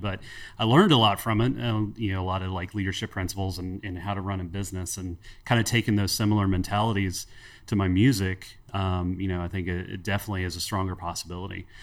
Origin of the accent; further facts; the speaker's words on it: Cincinnati, Ohio, United States; moved away as an adult; also born or lived in Northern Kentucky; now in Huntington, United States; I grew up in Cincinnati, Ohio. The wife and I moved, uh, to Huntington, West Virginia about fifteen, sixteen years ago